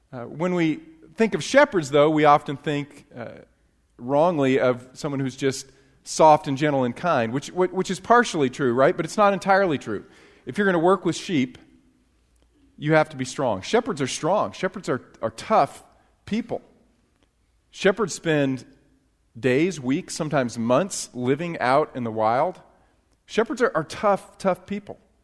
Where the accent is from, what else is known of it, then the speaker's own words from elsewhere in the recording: upstate New York, United States; now in Texas, United States; I actually grew up in, uh, New York. I got it. Uh, but it was upstate New York, not New York City